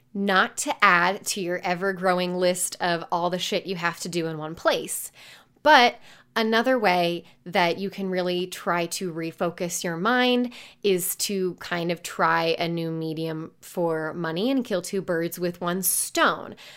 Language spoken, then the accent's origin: English; Indiana, United States; I grew up in Indiana.